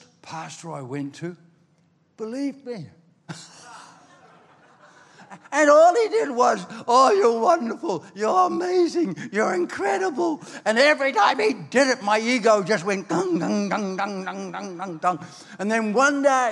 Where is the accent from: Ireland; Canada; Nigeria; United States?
Ireland; also born or lived in Australia; now in New Zealand; I was born in Ireland